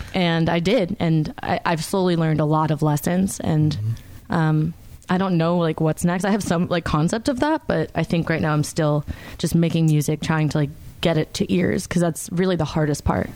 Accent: Stamford, Connecticut, United States; moved away as an adult; now in Charlotte, United States; I'm from Connecticut. That's where I grew up. Was in Stamford, Connecticut.

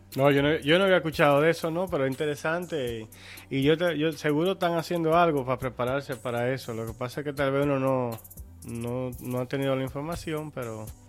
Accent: Dominican Republic; nosotros como dominicanos

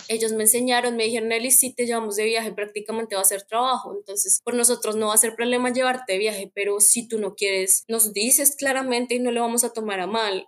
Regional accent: Bogotá, Colombia; first language Spanish; moved away as an adult; also born or lived in Netherlands / Belgium; now in Canada; yo soy de Bogotá

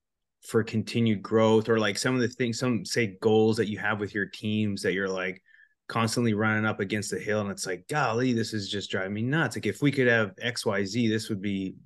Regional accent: Canada; now in United States; I'm from Canada

